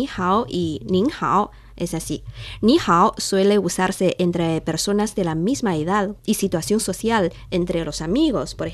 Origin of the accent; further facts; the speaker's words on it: northern China, China; Spanish is a second language; Es que yo soy de norte de China, por eso uso con frecuencia ese